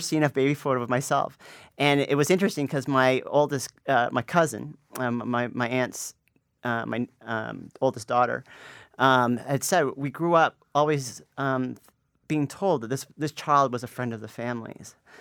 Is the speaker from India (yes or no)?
no; Canada; now in Toronto, Canada; me growing up in Canada in, in a middle class family